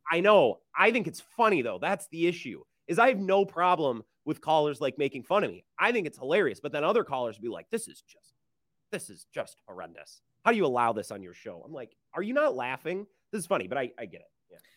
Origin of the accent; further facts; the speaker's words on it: Menomonie, Wisconsin, United States; also born or lived in La Crosse, Wisconsin; I was driving from my hometown, Menominee, Wisconsin, the seven one five